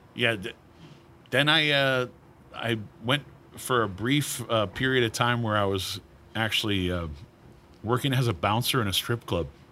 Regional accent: Maine, United States; moved away; my hometown of Maine, eh, you know, home state of Maine

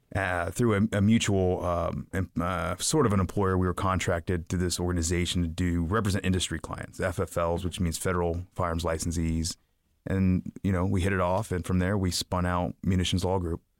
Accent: Piqua, Ohio, United States; I grew up in Piqua, Ohio

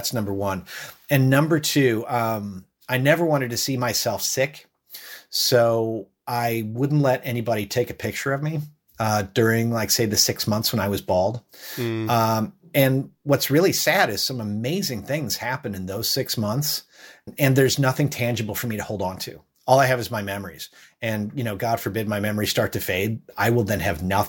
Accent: Ireland; born there; I was born in Ireland

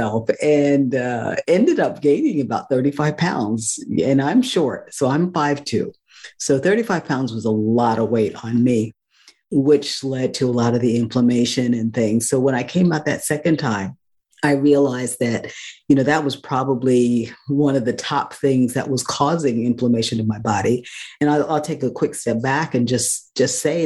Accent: New York City, New York, United States; moved away as an adult; also born or lived in Northeast North Carolina; I was had been born and raised in New York City

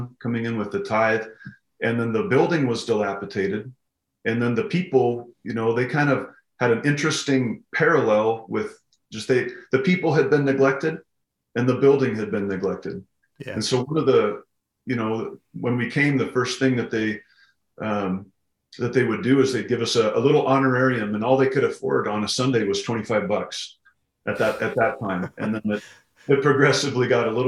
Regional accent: Pocatello, Idaho, United States; moved away as an adult; also born or lived in Missouri; now in Kalispell, United States; I grew up in Southeast Idaho in a town called Pocatello

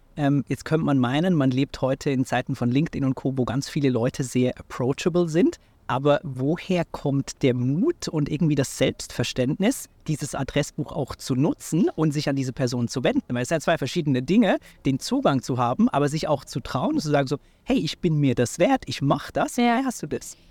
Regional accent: Switzerland; in meiner Heimat in der Schweiz

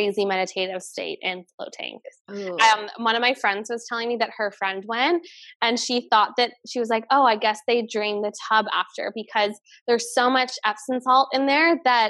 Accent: Canada; I'm Canadian

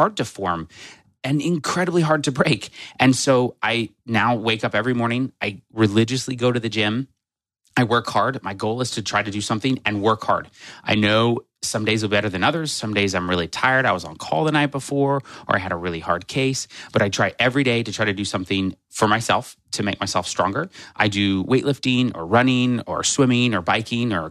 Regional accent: Nebraska, United States; moved away as an adult; also born or lived in Oklahoma / South Carolina; I'm from Nebraska. I still call Nebraska home. I was actually born in Oklahoma, but raised for most of my life in Nebraska

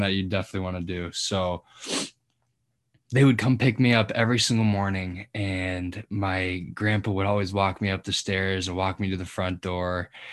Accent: Colorado, United States; moved away as an adult; now in Nebraska, United States; I'm from Colorado originally.

